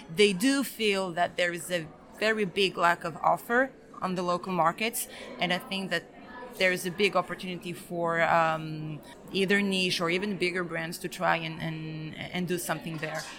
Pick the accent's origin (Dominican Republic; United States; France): France; also born or lived in Belgrade, Serbia; I am Serbian. I was born in Belgrade, but I grew up in France